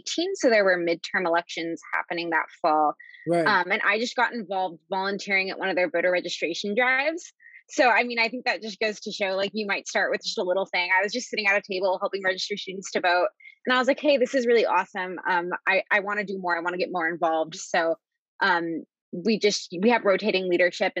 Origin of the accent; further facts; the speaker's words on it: Nashville, Tennessee, United States; moved away as an adult; now in Washington, D.C., United States; I am from Nashville, Tennessee, lived there all growing up